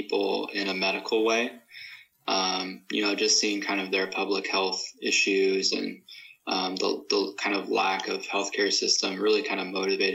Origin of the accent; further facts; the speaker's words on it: Glendale, California, United States; I grew up in Glendale, just kind of right outside of L.A.